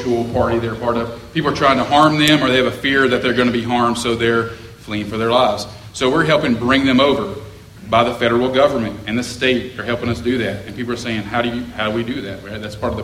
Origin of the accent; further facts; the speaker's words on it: Tupelo, Mississippi, United States; moved away as an adult; also born or lived in Jackson, Tennessee / Cairo, Egypt; I grew up in Tupelo, Mississippi